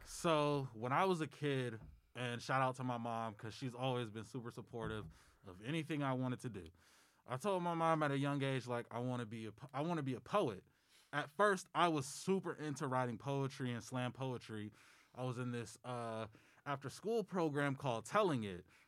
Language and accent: English; Michigan, United States; born or raised there